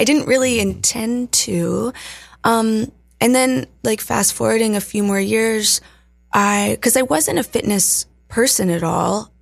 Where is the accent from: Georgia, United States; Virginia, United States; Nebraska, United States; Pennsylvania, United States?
Virginia, United States; moved away; also born or lived in Colorado; I grew up in Virginia in the sticks, in the mountains